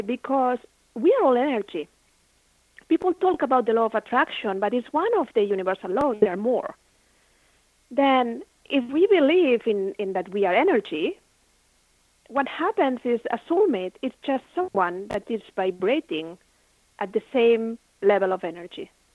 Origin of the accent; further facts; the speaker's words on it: Barcelona, Catalonia, Spain; moved away; I had my own business in Spain. I'm from Barcelona